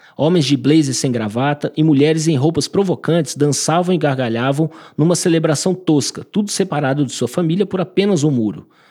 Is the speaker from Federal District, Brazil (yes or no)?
yes; Brasília, Federal District, Brazil; also born or lived in São Paulo; eu nasci em São Paulo, uh, moro em Brasília desde sempre, me considero brasiliense por isso